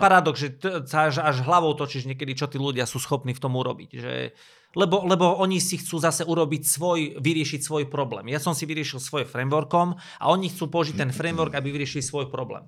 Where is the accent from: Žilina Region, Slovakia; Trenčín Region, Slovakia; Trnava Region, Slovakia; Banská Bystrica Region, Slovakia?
Banská Bystrica Region, Slovakia; Banská Bystrica; som z Banskej Bystrice